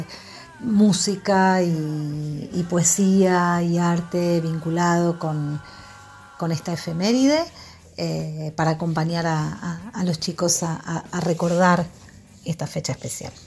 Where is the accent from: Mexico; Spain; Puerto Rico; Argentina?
Argentina; qué nos conforma como Argentina